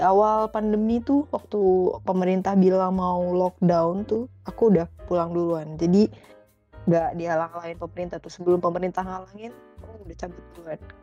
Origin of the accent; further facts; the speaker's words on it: Bogor, West Java, Indonesia; also born or lived in Malang; aku dari Bogor dan sekarang tinggal di Bogor